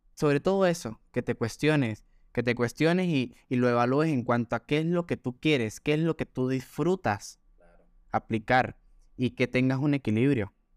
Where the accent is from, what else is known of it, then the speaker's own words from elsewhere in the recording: Gocho, Táchira, Venezuela; accent: gocho; pues soy muy gocho de Venezuela, y, es un acento